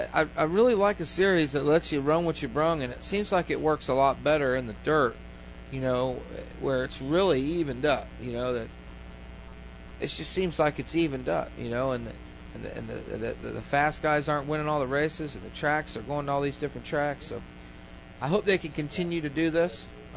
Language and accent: English; Tampa, Florida, United States; See, I'm from Tampa